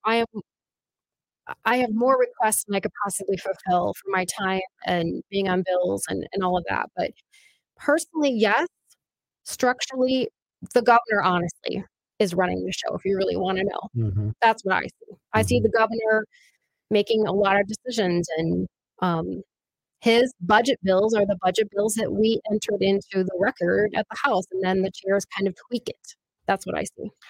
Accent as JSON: {"language": "English", "area": "near Bagley", "region": "Minnesota", "country": "United States", "tie": "born or raised there", "moved": "as an adult", "said": "I grew up actually eh, near Bagley"}